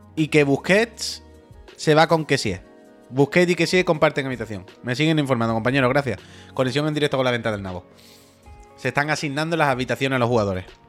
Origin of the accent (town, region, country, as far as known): Andalusia, Spain; born or raised there; accent: Andalusian